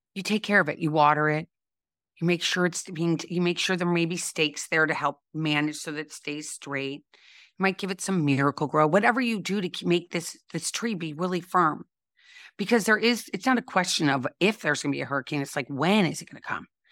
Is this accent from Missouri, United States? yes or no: yes; St. Louis, Missouri, United States; I grew up in Saint Louis, Missouri, and I always like to say home of Anheuser-Busch